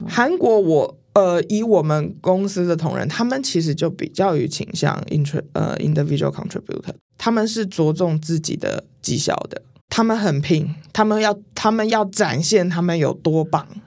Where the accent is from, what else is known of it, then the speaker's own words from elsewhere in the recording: Taiwan; 我台湾人